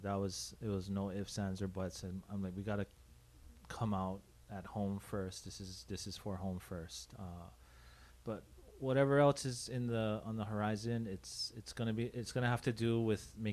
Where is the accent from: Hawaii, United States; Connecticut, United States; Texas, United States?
Hawaii, United States; Honolulu; I grew up in Hawaii Kai.